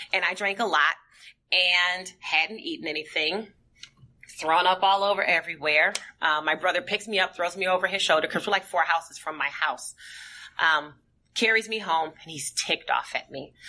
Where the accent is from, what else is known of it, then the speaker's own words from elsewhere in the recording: St. Paul, Minnesota, United States; born and raised in St. Paul, Minnesota.